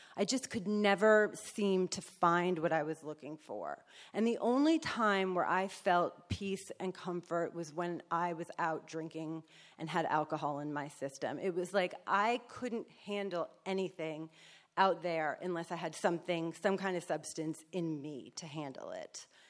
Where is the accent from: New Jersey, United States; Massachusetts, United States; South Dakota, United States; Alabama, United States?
New Jersey, United States; moved away; also born or lived in New York; I was Born in New York, so raised in Jersey, so I'm a Yankee